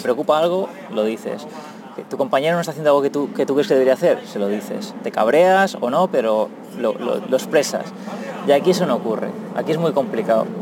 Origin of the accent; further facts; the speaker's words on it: Valencian Community, Spain; moved away as an adult; also born or lived in New York; now in Japan; Soy un valenciano de 37 años que me vine aquí en Japón hace ya eh, seis se va a hacer ahora este mes, seis años.